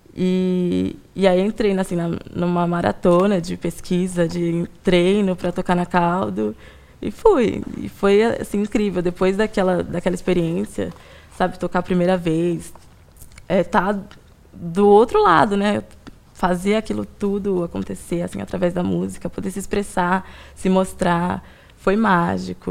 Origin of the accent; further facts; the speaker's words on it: São Paulo, Brazil; eu sou daqui de São Paulo mesmo, nasci e cresci aqui